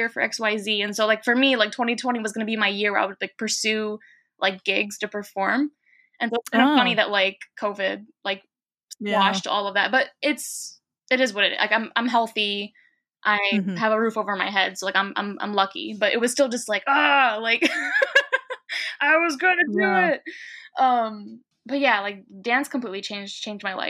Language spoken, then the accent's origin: English; New York City, New York, United States; growing up in New York City post 9/11, as an Arab is complicated.